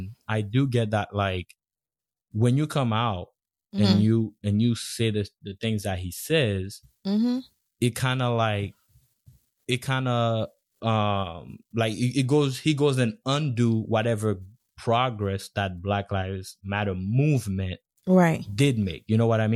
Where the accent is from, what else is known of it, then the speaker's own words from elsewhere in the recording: Haiti; moved away; growing up in Haiti, being in like an all black environment country